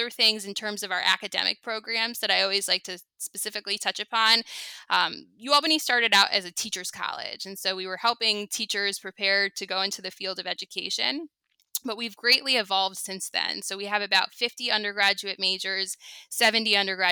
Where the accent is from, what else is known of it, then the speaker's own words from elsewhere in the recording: Long Island, New York, United States; also born or lived in Syosset / Albany; I grew up on Long Island.